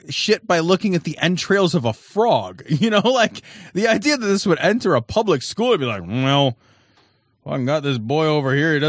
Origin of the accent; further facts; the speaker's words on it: Canada; We don't fucking know any better. We're Canadian.